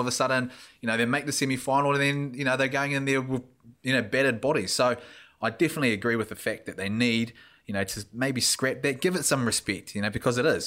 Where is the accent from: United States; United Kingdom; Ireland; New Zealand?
New Zealand; Invercargill, Southland; As a youngster growing up in Invercargill